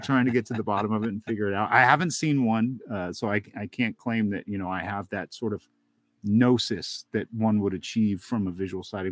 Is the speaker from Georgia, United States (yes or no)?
yes; Helen, Georgia, United States; it was outside of Helen, Georgia, where I grew up in the Northeast Georgia mountains there